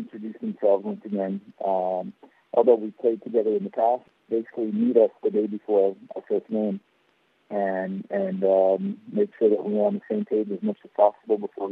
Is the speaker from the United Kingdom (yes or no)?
no; Guam; Michele is a good friend of mine growing up in Guam